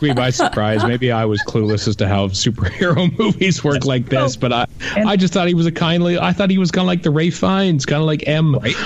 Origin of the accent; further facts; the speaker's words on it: Canada; as a Canadian